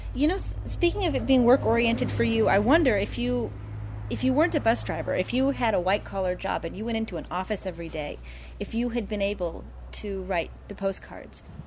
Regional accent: Huntington Beach, California, United States; I grew up in Huntington Beach, Surf City, USA

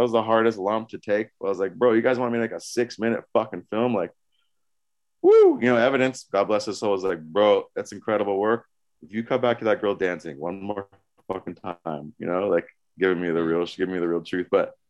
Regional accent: California, United States; born there; I was born in California, so I just take it for granted.

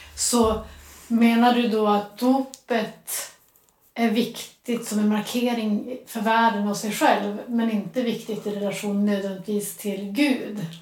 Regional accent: Västerbotten County, Sweden; han kommer från Västerbotten som är det område där jag är uppvuxen

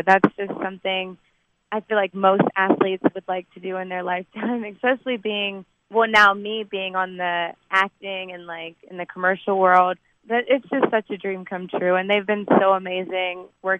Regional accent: Lexington, Kentucky, United States; moved away as an adult; also born or lived in Frankfurt, Germany / Trinidad; now in Los Angeles, United States; I'm from Kentucky also, so I think for me it might be a little bit deeper just growing up around that atmosphere.

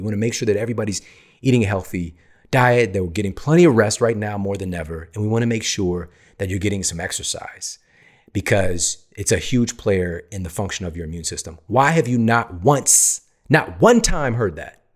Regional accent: United States; also born or lived in East St. Louis, Illinois / Ferguson, Missouri; growing up in East Saint Louis, in Ferguson, Missouri

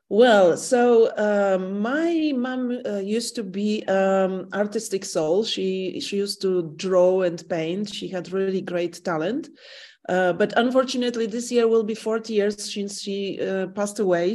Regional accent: Warsaw, Masovian Voivodeship, Poland; English is a second language; I'm the person who lives in the same flat and room all my life. I was born in Warsaw

